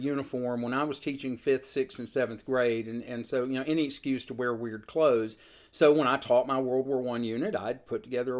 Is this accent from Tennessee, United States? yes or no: yes; Seal Creek, Tennessee, United States; I grew up in Seal Creek, Tennessee, which is an area not noted for its large reenactor presence.